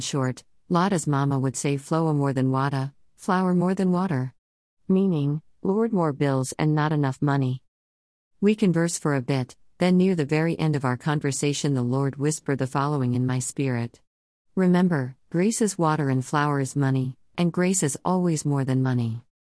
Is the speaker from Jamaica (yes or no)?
yes; Jamaica; first language Jamaican Patois; moved away; My home country boasts numerous sayings, words with expressive meanings most often hard to explain in the bare English language